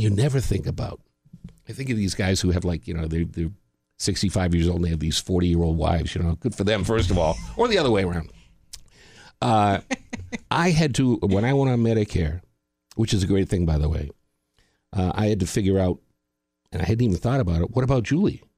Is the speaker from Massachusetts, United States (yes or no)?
yes; Boston, Massachusetts, United States; I lived in Boston, my hometown